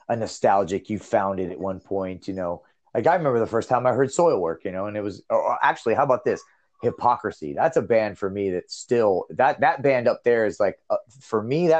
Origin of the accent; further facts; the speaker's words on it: Ohio, United States; also born or lived in Finland; I grew up first in Ohio. That's where we first moved